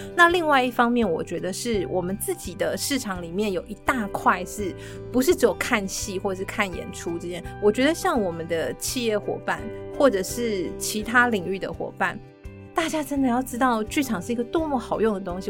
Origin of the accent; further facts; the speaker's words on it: Chiayi, Chiayi City, Taiwan; also born or lived in United Kingdom; 我在嘉义市长大，然后我常常在这边听音乐会